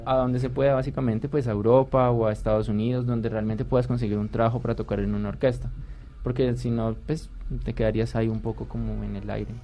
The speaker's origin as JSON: {"language": "Spanish", "town": "Popayán", "region": "Cauca", "country": "Colombia", "tie": "born or raised there", "said": "Yo soy de Popayán"}